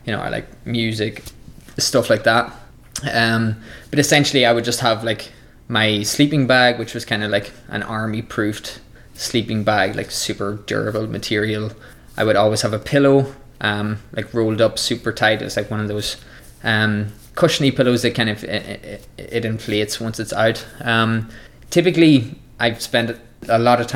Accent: Ireland; my home country of Ireland

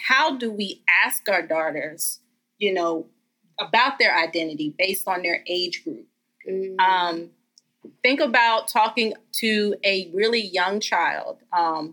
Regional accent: Eastern Shore of Maryland, United States; I have to be proud of the small town I come from. I tell everybody all day I'm from the Eastern Shore of Maryland

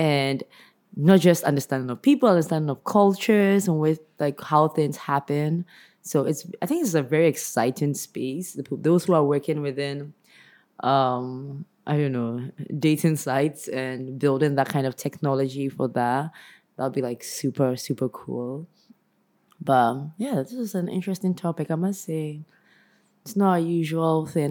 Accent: Ghana; I'm Ghanaian

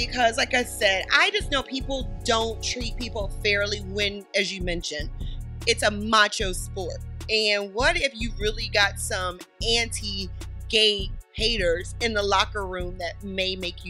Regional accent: the South, United States; If you're from the South, we just fry chicken.

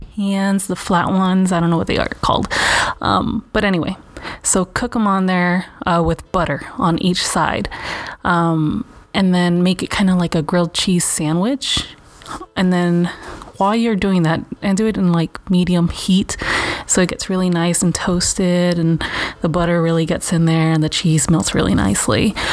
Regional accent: Los Angeles, California, United States; I grew up in Venice.

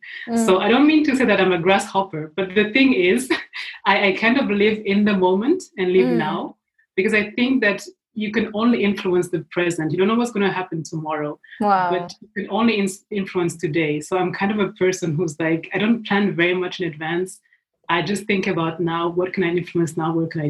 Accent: Switzerland; English is a second language; also born or lived in Burundi / Kenya; so I was born in East Africa, in Burundi. Mm-hmm. And my family lived for several years in Kenya. So we spent almost 10 years in Kenya and then we moved to Switzerland.

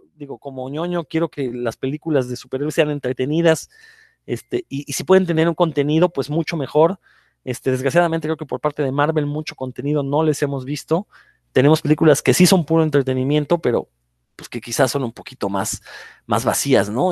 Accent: Mexico; los comiqueros mexicanos

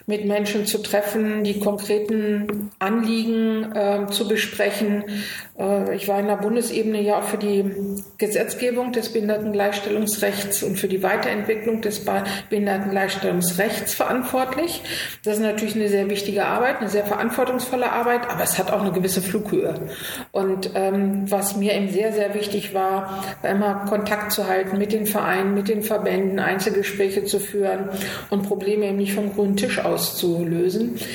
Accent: Göttingen, Lower Saxony, Germany; now in Berlin, Germany; Göttingen ist meine Heimat und Spandau ist mein Zuhause.

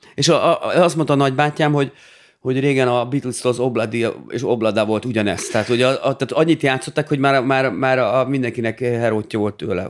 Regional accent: Dunaújváros, Fejér, Hungary; amikor az édesapám elvitt a zeneiskolába, Dunajvárosban

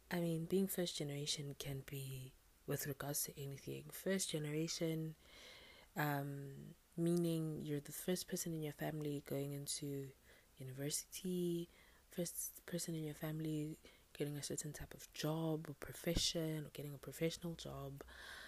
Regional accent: South Africa; I'm South African

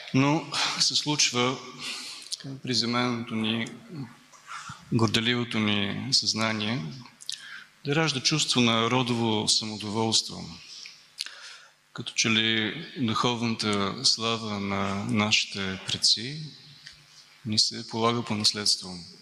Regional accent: Bulgaria; сме българи

